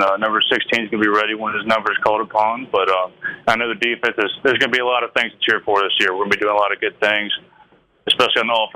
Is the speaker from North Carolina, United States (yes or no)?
yes; North Carolina, United States; moved away; also born or lived in Mississippi; I'm from North Carolina, but I've lived in Mississippi the past couple of years